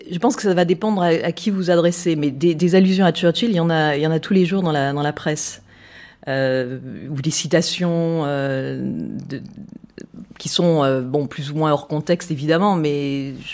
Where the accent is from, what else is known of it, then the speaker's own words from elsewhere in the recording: France; now in London, United Kingdom; je suis française. Française. Pure, pure jus.